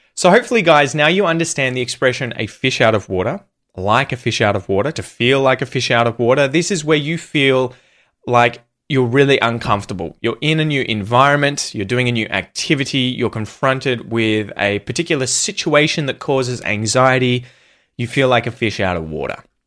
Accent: Australia; It was filmed where I grew up.

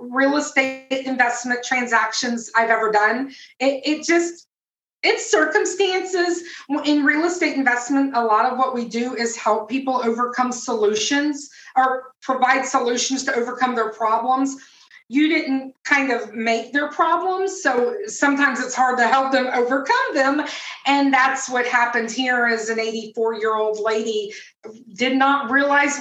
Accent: Tampa, Florida, United States; I'm originally from Tampa, Florida

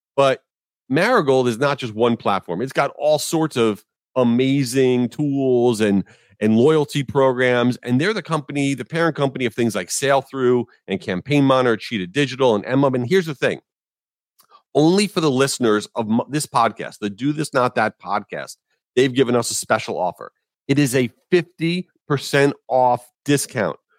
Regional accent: Jericho, New York, United States; now in Boca Raton, United States; I grew up in Jericho, New York, in Long Island

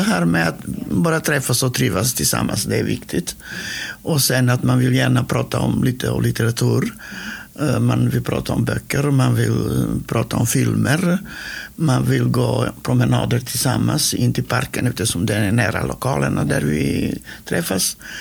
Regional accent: North Macedonia; Swedish is a second language; moved away as an adult; now in Sweden; jag är född i Makedonien. Och det heter norra Makedonien nu

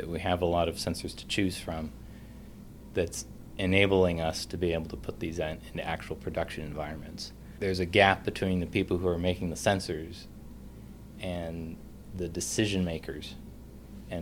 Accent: Anchorage, Alaska, United States; moved away as an adult; also born or lived in Fairbanks, Alaska / Tucson, Arizona; now in North Carolina, United States; I was born and raised in Anchorage, Alaska

